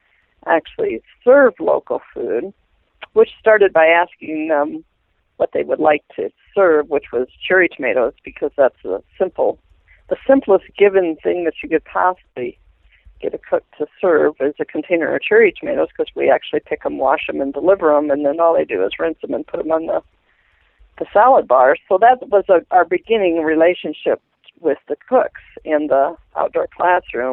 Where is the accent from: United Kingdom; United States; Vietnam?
United States; Southern Michigan; now in Montana, United States; I'm from Southern Michigan